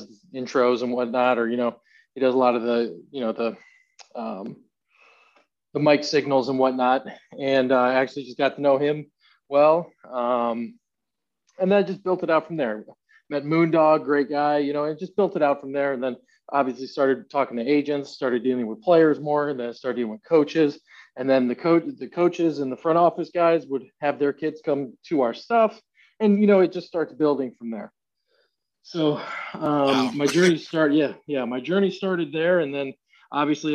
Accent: Cleveland, Ohio, United States; I'm originally from Cleveland, Ohio

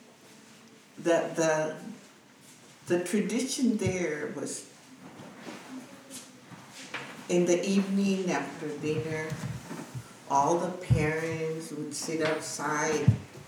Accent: Texas, United States; now in California, United States; I was born in Clean, Texas.

